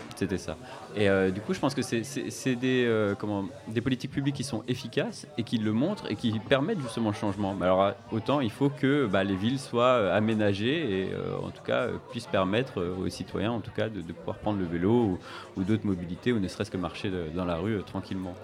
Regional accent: Nancy, Grand Est, France; je viens de Nancy

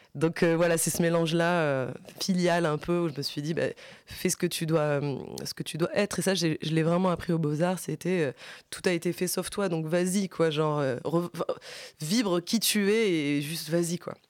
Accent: France; je suis française parce que je vais à l'école en France, euh, je suis née en France

